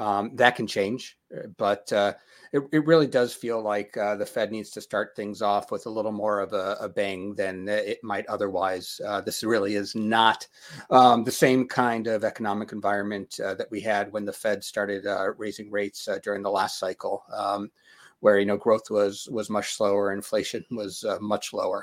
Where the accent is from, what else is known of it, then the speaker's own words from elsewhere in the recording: Denver, Colorado, United States; I'm from Denver